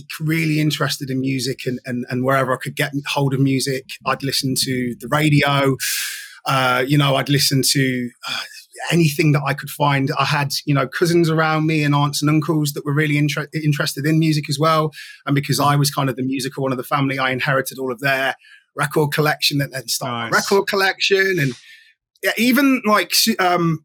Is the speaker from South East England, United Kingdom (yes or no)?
no; Nottingham, East Midlands, United Kingdom; I'm an only child, born and raised in Nottingham, a part of Nottingham called Arnold.